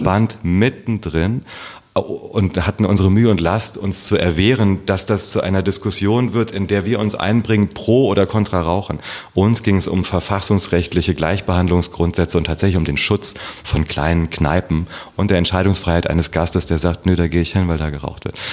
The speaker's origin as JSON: {"language": "German", "town": "Herborn", "region": "Hesse", "country": "Germany", "tie": "born or raised there", "also_born_or_lived": "Kassel / Passau / Berlin", "moved": "as an adult", "lives_now": "Wiesbaden, Germany", "said": "in Herborn bin ich aufgewachsen"}